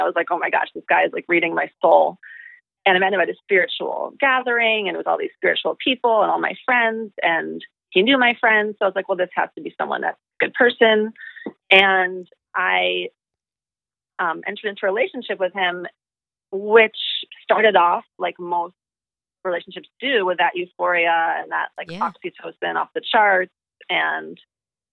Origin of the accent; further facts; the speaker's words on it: New York City, New York, United States; moved away as an adult; also born or lived in Singapore / Thailand / India / Hawaii; I'm from the heart of New York City. I grew up in city life.